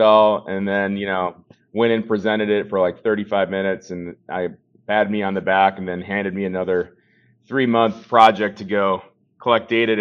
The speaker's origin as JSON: {"language": "English", "town": "Bloomington", "region": "Minnesota", "country": "United States", "tie": "born or raised there", "said": "I grew up in Bloomington, Minnesota"}